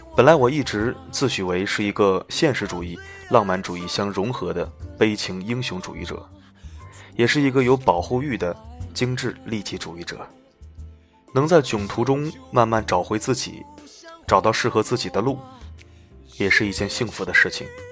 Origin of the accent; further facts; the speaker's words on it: China; 我们中国人